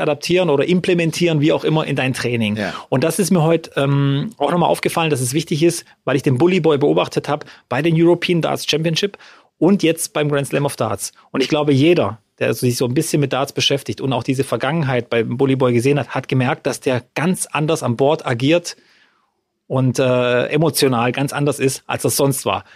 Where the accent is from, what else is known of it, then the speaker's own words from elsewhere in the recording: Freudenstadt, Baden-Württemberg, Germany; bei uns in Freudenstadt